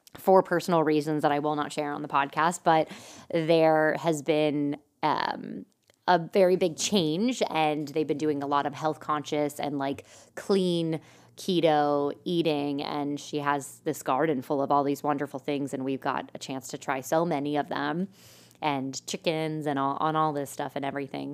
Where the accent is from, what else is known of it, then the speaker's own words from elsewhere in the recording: Lebanon, Pennsylvania, United States; now in Lancaster, United States; my hometown, like Lebanon's a little bit of a smaller area, and that's where like some of my family's from